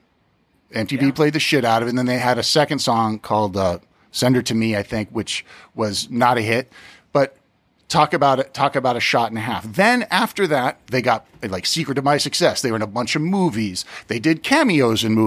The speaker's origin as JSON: {"language": "English", "town": "South Pasadena", "region": "California", "country": "United States", "said": "we're from South Pasadena"}